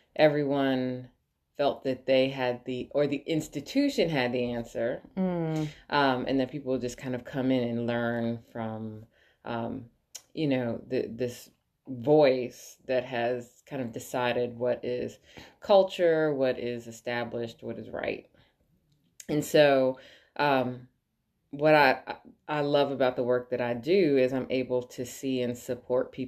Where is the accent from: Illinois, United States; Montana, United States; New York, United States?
New York, United States; born and raised in New York, was in the arts forever